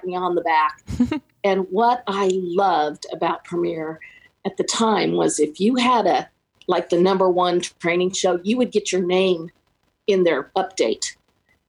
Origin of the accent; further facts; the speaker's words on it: Kansas City, United States; also born or lived in Overland Park, Kansas; Born and raised in Kansas City